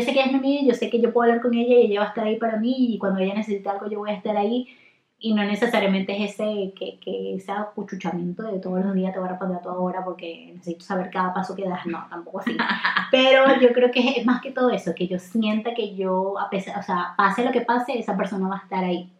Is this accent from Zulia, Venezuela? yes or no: yes; Maracaibo, Zulia, Venezuela; yo soy de Maracaibo